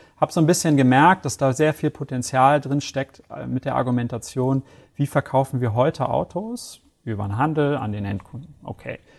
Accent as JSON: {"language": "German", "region": "Hamburg", "country": "Germany", "tie": "born or raised there", "moved": "as an adult", "lives_now": "Bavaria, Germany", "said": "bin 33 Jahre alt, gebürtiger Hamburger. Ähm, wohne jetzt"}